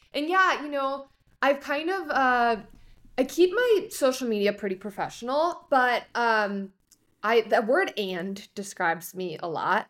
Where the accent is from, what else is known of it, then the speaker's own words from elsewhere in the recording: Chicago, Illinois, United States; I grew up in Chicago